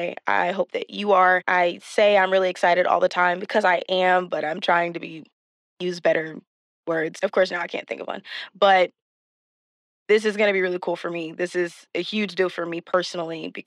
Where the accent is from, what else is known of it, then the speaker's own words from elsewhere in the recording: Texas, United States; We're both from Texas